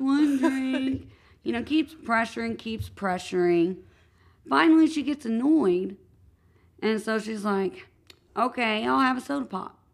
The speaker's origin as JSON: {"language": "English", "town": "Madison", "region": "Indiana", "country": "United States", "tie": "born or raised there", "said": "I grew up in Madison, Indiana, which is, I do have to say, a stunning town"}